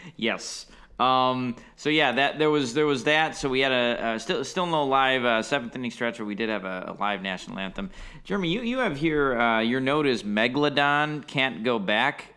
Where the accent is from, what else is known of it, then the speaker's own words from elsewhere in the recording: Milwaukee, Wisconsin, United States; moved away as an adult; Growing up in Milwaukee